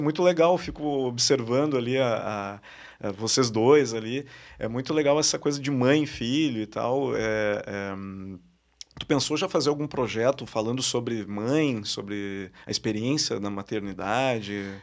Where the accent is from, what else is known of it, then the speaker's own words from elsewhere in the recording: Porto Alegre, Rio Grande do Sul, Brazil; Eu sou de Porto Alegre